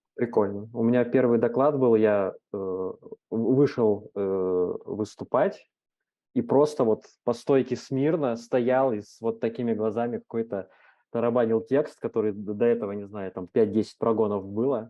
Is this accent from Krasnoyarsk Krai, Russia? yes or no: yes; Krasnoyarsk, Krasnoyarsk Krai, Russia; я там, из Красноярска, небольшого города, у нас есть метап